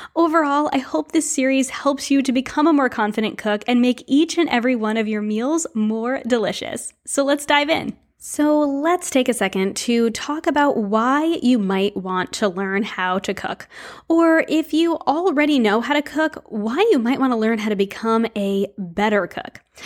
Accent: New England, United States; Growing up in New England

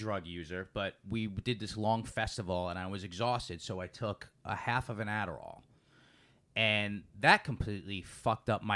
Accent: New York, United States; now in Los Angeles, United States; I'm from New York

